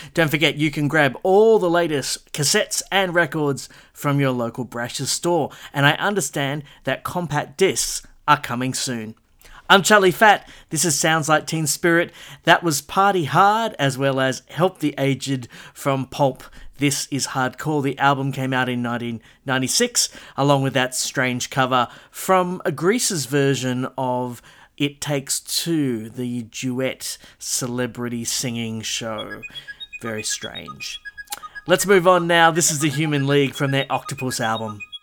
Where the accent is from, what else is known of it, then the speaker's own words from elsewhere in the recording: Castle Hill, New South Wales, Australia; my local record store growing up in the Castle Hill area